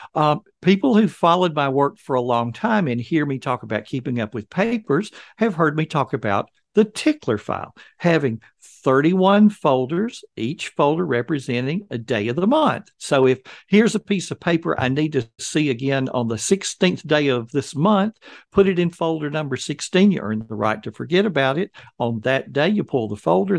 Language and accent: English; Alabama, United States; I have born and raised in Alabama